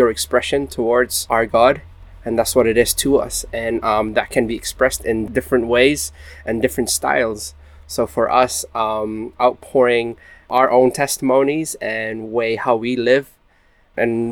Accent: Belgium; moved away as an adult; also born or lived in Philippines / Coventry, United Kingdom; now in United Kingdom; I'm originally from the Philippines, but I grew up in Belgium my whole life

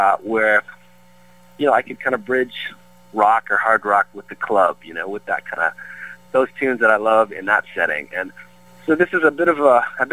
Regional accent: Peterborough, Ontario, Canada; moved away as an adult; now in Brentwood, United States; growing up in Peterborough and, you know, being Canadian

